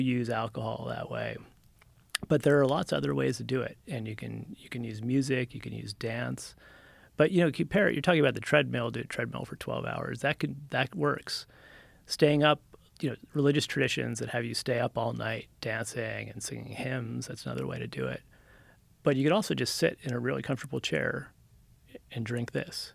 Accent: New Jersey, United States; moved away as an adult; also born or lived in California; I'm from Jersey originally, and then when I was about 20, I dropped out of college on the East Coast and rode my motorcycle to California

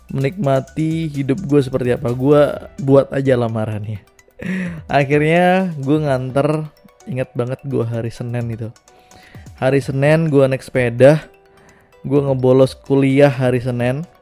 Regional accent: West Nusa Tenggara, Indonesia; yang ada di Lombok ya di Nusa Tenggara Barat karena gue besarnya di Lombok

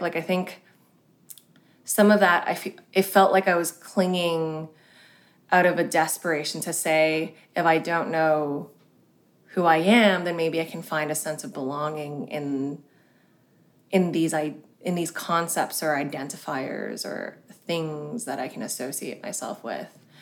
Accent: Hong Kong; I was born in Hong Kong, which is a very traditional and quite kind of hierarchical culture

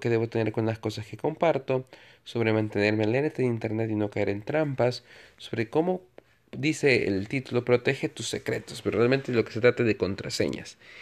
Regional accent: El Salvador; Soy un ciudadano en mi país, El Salvador

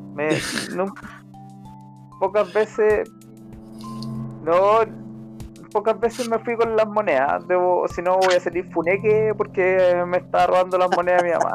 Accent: Chile

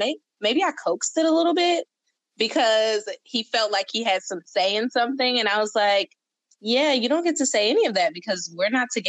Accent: United States; also born or lived in Washington, D.C. / Maryland; sometimes I tell people I'm from D.C., sometimes I tell people I'm from Maryland. I literally spent half my life in both. I went to school in both.

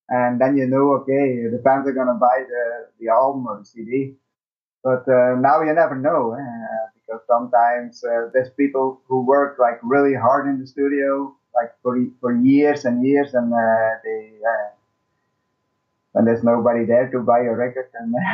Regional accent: Belgium

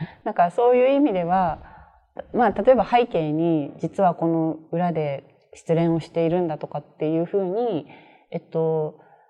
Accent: Tokyo, Japan; 自分東京で生まれて東京で育った人間なので

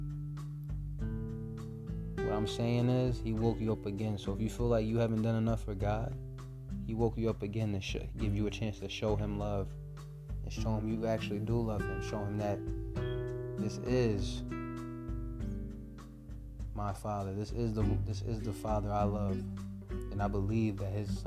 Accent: United States; I was born in America

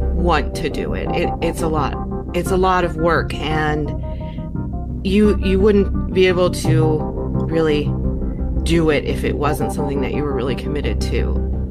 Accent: Philadelphia, Pennsylvania, United States; moved away as an adult; now in North Carolina, United States; I grew up in Pennsylvania in the Philadelphia area

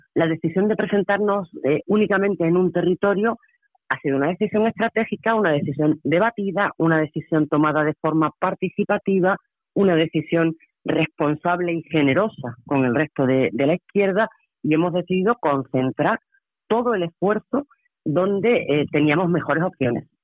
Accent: Andalusia, Spain

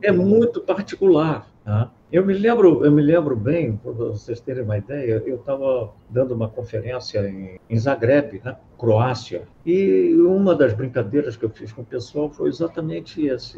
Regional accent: Rio de Janeiro, Brazil; eu sou da Tijuca, do Rio de Janeiro. Eu sou tijucano, ou seja, eu tenho orgulho de ser tijucano. Eu sou carioca

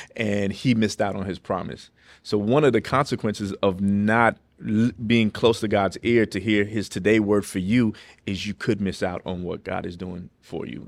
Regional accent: New York City, New York, United States; also born or lived in Los Angeles; now in Lynchburg, United States; I'm from New York City

